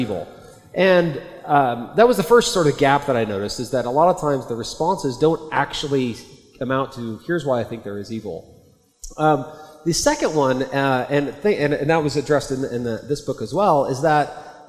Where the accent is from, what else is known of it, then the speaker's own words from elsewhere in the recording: Oklahoma, United States; I'm an American. I grew up in Oklahoma